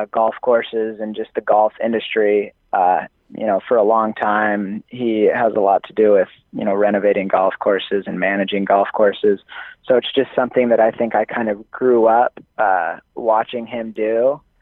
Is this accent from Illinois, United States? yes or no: no; Utah, United States; I'm from Utah